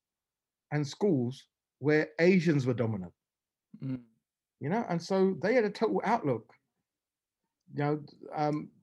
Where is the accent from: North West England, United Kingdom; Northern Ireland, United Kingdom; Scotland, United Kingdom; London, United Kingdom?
London, United Kingdom; also born or lived in Essex; I'm from London